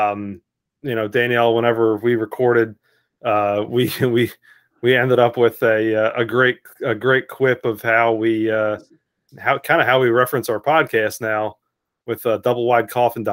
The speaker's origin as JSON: {"language": "English", "region": "New Jersey", "country": "United States", "tie": "born or raised there", "also_born_or_lived": "Western Kentucky", "moved": "yes", "lives_now": "Kentucky, United States", "said": "we grew up in New Jersey"}